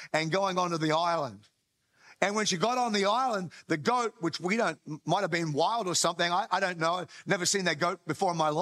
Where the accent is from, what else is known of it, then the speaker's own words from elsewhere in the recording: Australia; by birth, I am Australian